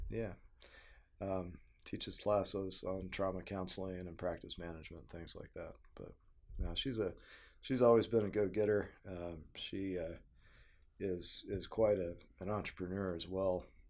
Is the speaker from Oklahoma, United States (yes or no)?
yes; Tulsa, Oklahoma, United States; moved away as an adult; also born or lived in Missouri; I grew up in Tulsa, Oklahoma